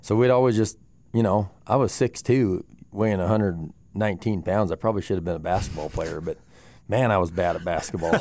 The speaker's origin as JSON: {"language": "English", "town": "Moorcroft", "region": "Wyoming", "country": "United States", "tie": "born or raised there", "said": "growing up in Moorcroft"}